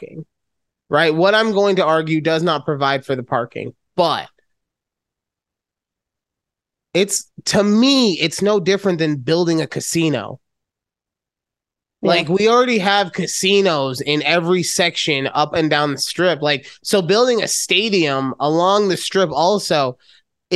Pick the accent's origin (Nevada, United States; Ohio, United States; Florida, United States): Nevada, United States; Las Vegas; moving to my hometown of Las Vegas